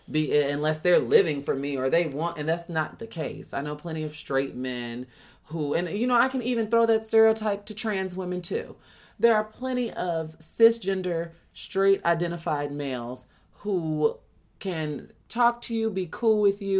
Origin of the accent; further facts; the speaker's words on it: Chicago, Illinois, United States; with me growing up in Chicago, I wasn't bullied per se